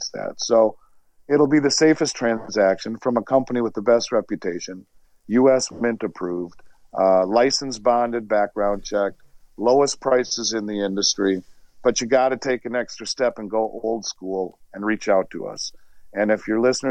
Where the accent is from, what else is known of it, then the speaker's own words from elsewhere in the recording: Minnesota, United States; my home state of Minnesota